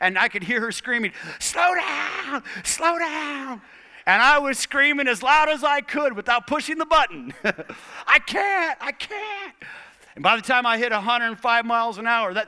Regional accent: Tucson, Arizona, United States; moved away as an adult; also born or lived in Portland, Oregon; where I had grown up, my hometown, Tucson, Arizona

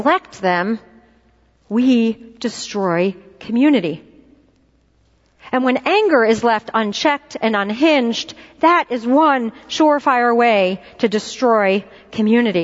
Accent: Philadelphia, Pennsylvania, United States; moved away; I'm from Philadelphia, and similar to New Yorkers, we have an entirely different way of saying, bless her heart

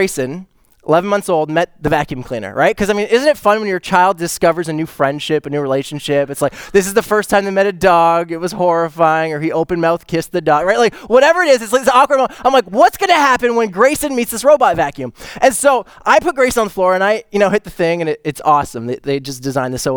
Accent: Canada; I'm Canadian too.

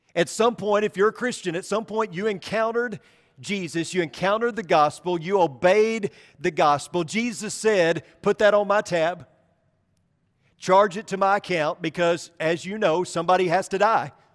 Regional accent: about fifteen miles from Marmaduke, Arkansas, United States; About fifteen miles from my hometown

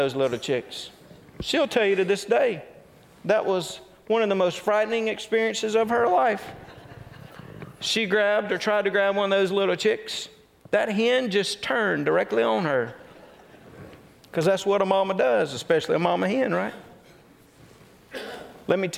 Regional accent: North Mississippi, United States; I come from North Mississippi, so you know there's some country boy in me.

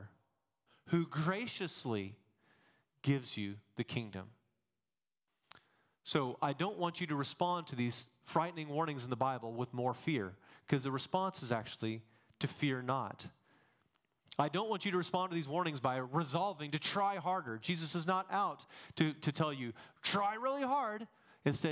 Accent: Texas, United States; accent: Texan; also born or lived in Massachusetts; take my Texan accent down a little bit

